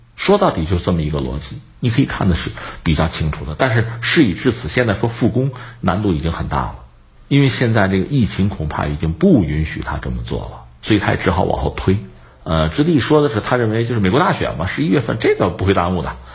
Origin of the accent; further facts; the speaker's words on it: China; 我们中国人